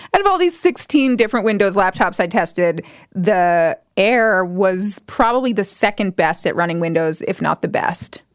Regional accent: New Jersey, United States; I grew up in New Jersey

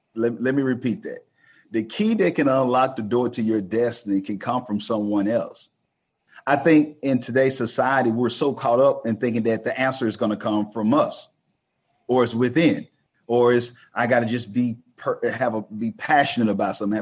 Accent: Texas, United States; I'm from Texas

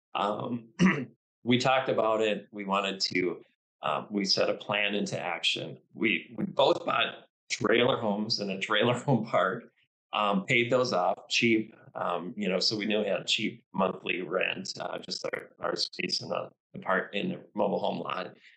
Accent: Duluth, United States; in my hometown here of Duluth

